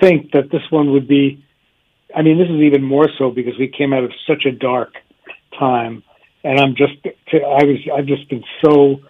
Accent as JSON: {"language": "English", "town": "New York City", "region": "New York", "country": "United States", "tie": "born or raised there", "moved": "as an adult", "lives_now": "Woodstock, United States", "said": "I grew up in the Bronx, as did Jane, my wife."}